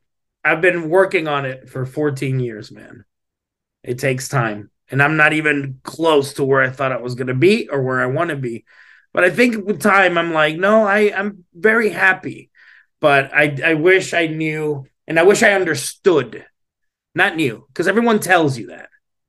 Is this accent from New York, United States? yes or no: no; Laredo, Texas, United States; I'm from Laredo, Texas